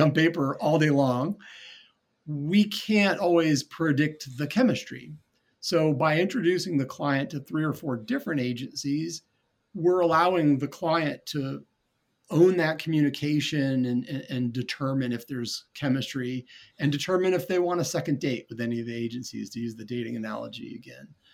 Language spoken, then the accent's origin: English; North Carolina, United States; moved away as an adult; also born or lived in New Orleans, Louisiana / Jackson Hole, Wyoming / Atlanta, Georgia; I grew up in North Carolina, even though I had Boston roots